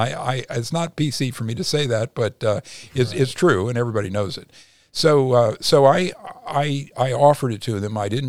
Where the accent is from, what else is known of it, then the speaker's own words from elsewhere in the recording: Midwest, United States; now in Los Angeles, United States; originally from the Midwest.